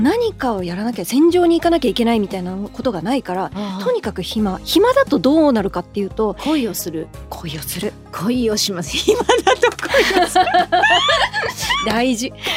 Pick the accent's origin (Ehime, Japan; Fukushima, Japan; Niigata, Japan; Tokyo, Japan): Tokyo, Japan; 東京出身